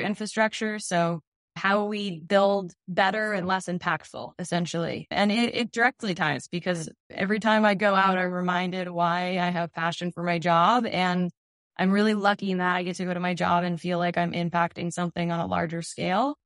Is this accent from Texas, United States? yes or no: no; Wolfeboro, New Hampshire, United States; also born or lived in Steamboat Springs, Colorado; I was born and raised in New Hampshire, and I made my way back and I'm still living in the Grant State